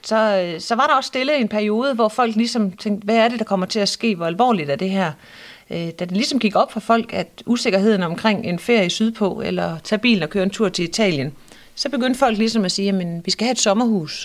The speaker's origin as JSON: {"language": "Danish", "town": "Ebeltoft", "region": "Central Denmark Region", "country": "Denmark", "tie": "born or raised there", "said": "Jeg har i hvert fald haft hele min opvækst her i Æbeltoft, og har boet her siden 82"}